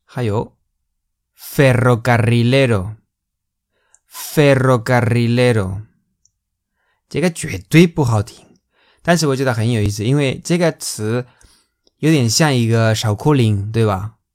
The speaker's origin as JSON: {"language": "Chinese", "region": "Valencian Community", "country": "Spain", "tie": "born or raised there", "second_language": "Chinese", "moved": "yes", "said": "这是在我家乡， 这是巴连西亚"}